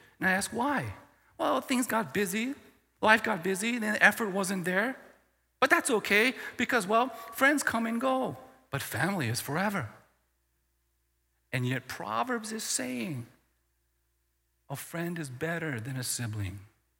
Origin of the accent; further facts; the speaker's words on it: the South, United States; I grew up in the South or in the middle of the States. And we never stayed in one place for more than 5 years, mostly 2 or 3 years.